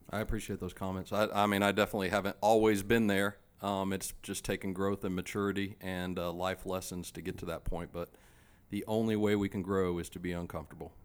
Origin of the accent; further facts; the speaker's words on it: Charlotte, North Carolina, United States; I grew up here in Charlotte